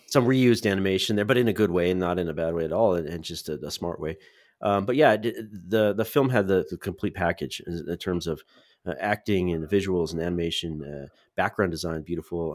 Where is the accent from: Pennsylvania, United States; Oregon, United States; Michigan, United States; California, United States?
California, United States; Central; I grew up in Central California